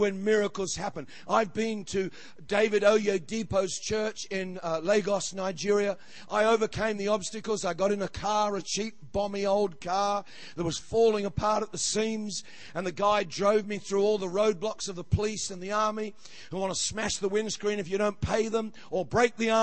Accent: Australia; I'm an Australian

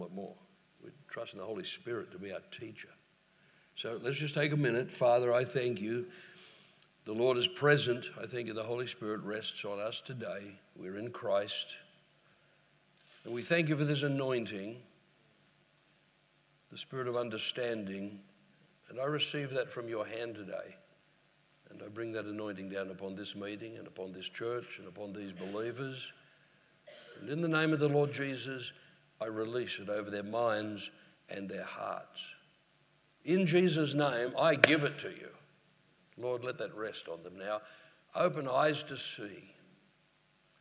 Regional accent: Queensland, Australia; we're from Queensland, sunny Queensland.

